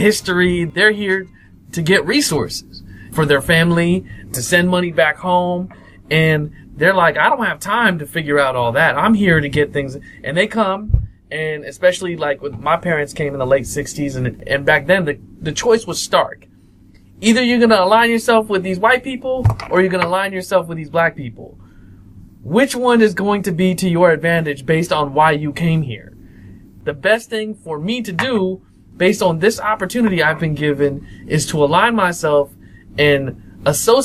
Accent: Springfield, Ohio, United States; moved away; also born or lived in Indiana; I was raised in Ohio, in Springfield, Ohio

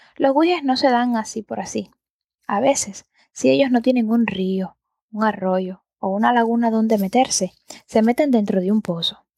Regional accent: Antilla, Holguín, Cuba; yo soy del campo. Bueno, yo soy de Antilla, que es más bien un pueblo de mar

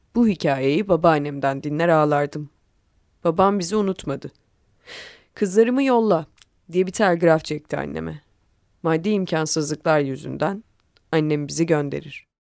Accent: Istanbul, Turkey; İstanbul'da doğdum büyüdüm

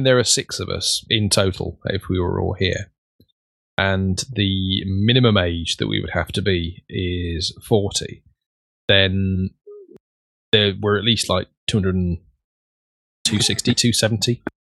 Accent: Slough, South East England, United Kingdom; And I was born in Upton Hospital in Slough, which is just on the outskirts of Windsor.

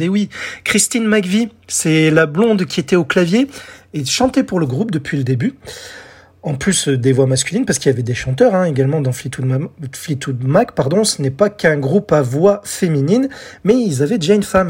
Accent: France; chez nous en France

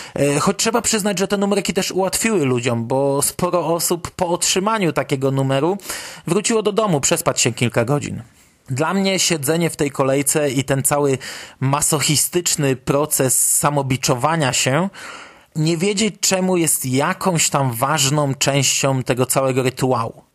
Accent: Poland; jesteśmy grupą fanów z Polski

